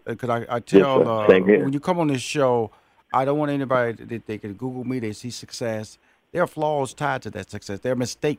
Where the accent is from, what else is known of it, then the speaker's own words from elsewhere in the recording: Houston, Texas, United States; I was born and raised in Houston, Texas. That's where I'm from.